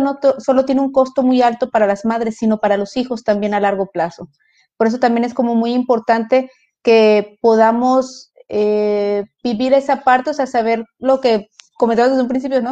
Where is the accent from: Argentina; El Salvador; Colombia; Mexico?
Mexico; aquí el arquetipo que tenemos como mujer mexicana